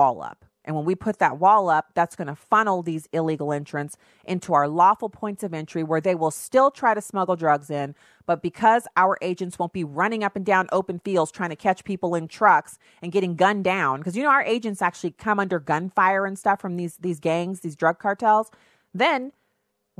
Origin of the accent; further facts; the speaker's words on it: United States; I'm an American